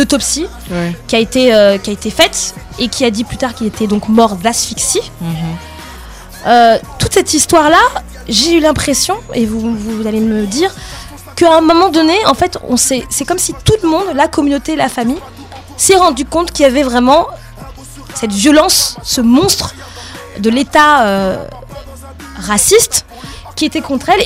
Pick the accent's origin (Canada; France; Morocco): France; Paris suburbs, Île-de-France; je suis née, j'ai grandi en France, en euh, banlieue parisienne